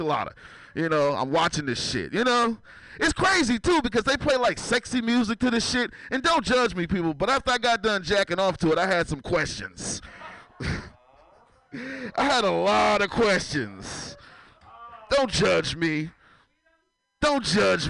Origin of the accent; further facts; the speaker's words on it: San Francisco, California, United States; I'm from San Francisco